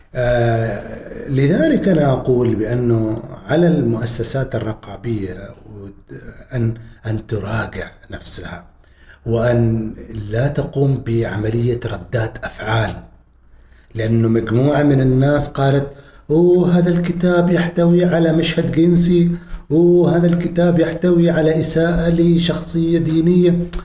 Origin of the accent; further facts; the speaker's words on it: Oman; مجتمعنا نحن مجتمعنا العماني